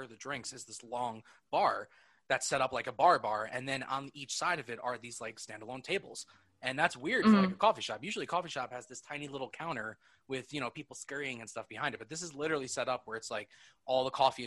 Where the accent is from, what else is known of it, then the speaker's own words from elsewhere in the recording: Eastchester, New York, United States; I grew up in East Chester